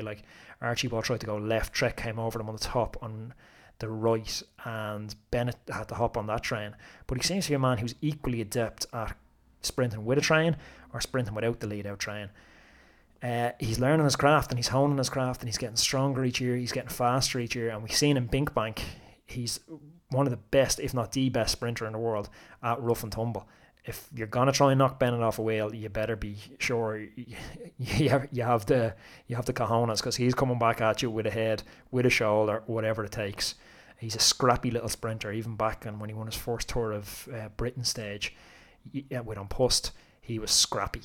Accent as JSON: {"language": "English", "country": "Ireland", "said": "as an Irishman"}